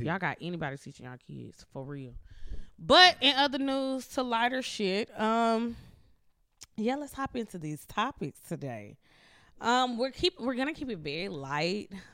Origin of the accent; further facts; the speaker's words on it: Mississippi, United States; I'm from Mississippi, so being from Mississippi and growing up r, with my grandparents